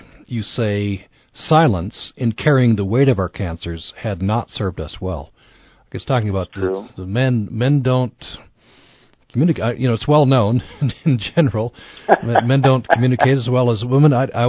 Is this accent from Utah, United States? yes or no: yes; Vernal, Utah, United States; I grew up in Vernal